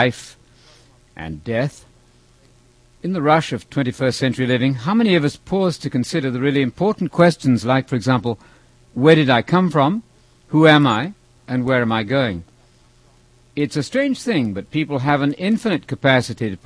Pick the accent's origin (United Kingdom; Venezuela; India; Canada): United Kingdom; England; I was about 13 years old, growing up in England.